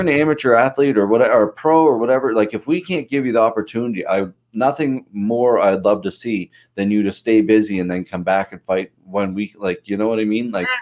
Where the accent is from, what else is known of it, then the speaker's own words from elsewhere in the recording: Pictou, Nova Scotia, Canada; I grew up in Pictou